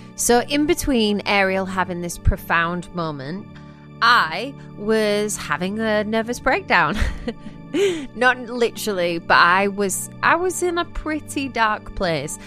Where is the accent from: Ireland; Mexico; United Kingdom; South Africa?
United Kingdom; England; moved away; also born or lived in Nashville; I'm English.